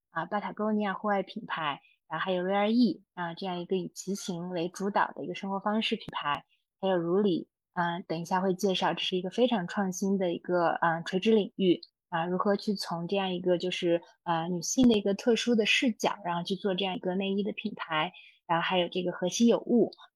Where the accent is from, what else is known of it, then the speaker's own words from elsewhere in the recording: Xinjiang, China; 我从小在新疆出生，然后所以我的童年生活是比较放羊式的，在户外，呃，玩耍的时间特别多